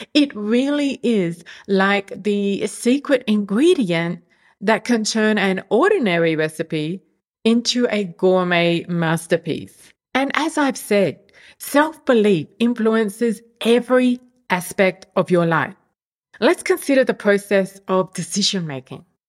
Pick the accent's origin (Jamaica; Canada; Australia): Australia; moved away as an adult; now in Europe; move from my home country, Australia, to the other side of the world